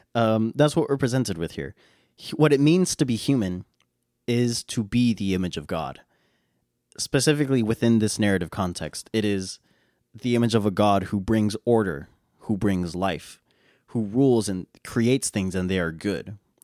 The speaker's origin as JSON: {"language": "English", "country": "United States", "said": "I'm an American"}